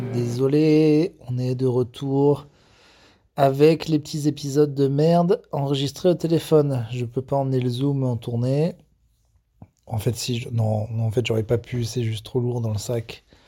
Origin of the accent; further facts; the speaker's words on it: France; quand on est français et un gros con, et je vérifie, oui, je suis les deux